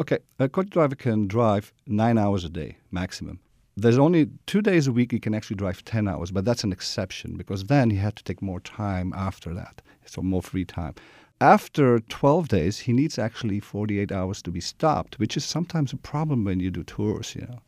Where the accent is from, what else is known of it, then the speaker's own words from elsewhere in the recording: Belgium; both my parents are Greek, but I'm born and raised in Belgium.